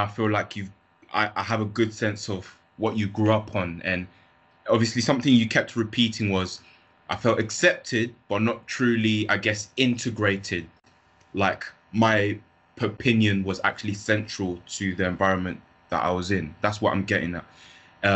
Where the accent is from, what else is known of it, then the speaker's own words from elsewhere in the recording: London, United Kingdom; I grew up in London.